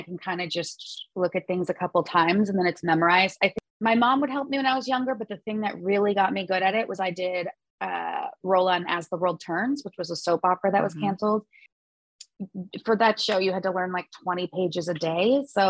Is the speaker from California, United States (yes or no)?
yes; Los Angeles, California, United States; I grew up in the Valley.